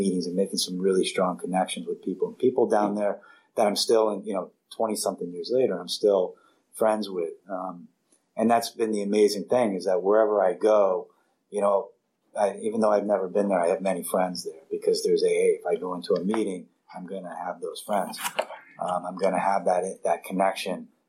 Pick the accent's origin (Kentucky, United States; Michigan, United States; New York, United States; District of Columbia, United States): District of Columbia, United States; Washington; now in California, United States; I grew up in Washington, D.C., then I go to this little island, and then now I'm in California